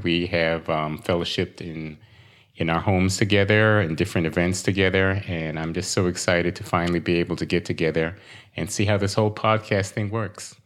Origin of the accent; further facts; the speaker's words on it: New York City, New York, United States; moved away as an adult; also born or lived in Saint Croix, U.S. Virgin Islands; now in Royal Palm Beach, United States; I was born in Brooklyn, New York